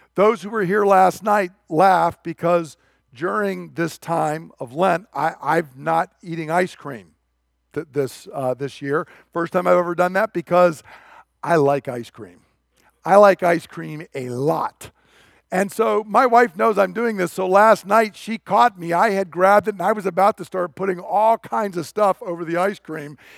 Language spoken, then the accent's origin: English; United States; I'm an American